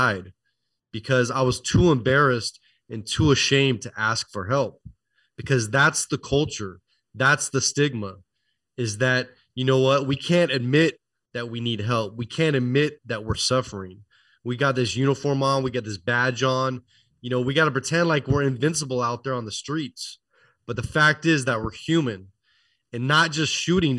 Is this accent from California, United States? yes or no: yes; Oakland, California, United States; I was born and raised near Oakland, California